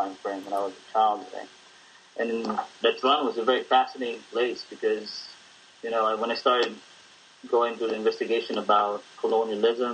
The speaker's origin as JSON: {"language": "English", "town": "Manila", "region": "Metro Manila", "country": "Philippines", "tie": "born or raised there", "moved": "yes", "lives_now": "United States", "said": "I grew up in Intramuros, which is a district in Manila"}